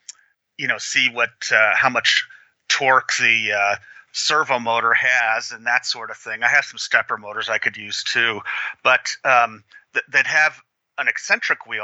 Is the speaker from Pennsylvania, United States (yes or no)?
yes; Pennsylvania, United States; moved away; back where I grew up in Pennsylvania. I grew up just west of the oil patch.